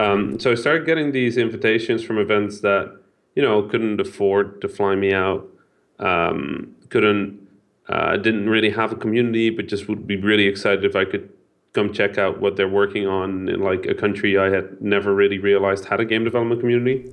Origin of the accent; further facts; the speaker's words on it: Netherlands; first language Dutch; English is a second language; I'm half Dutch, half Egyptian. I was born in the Netherlands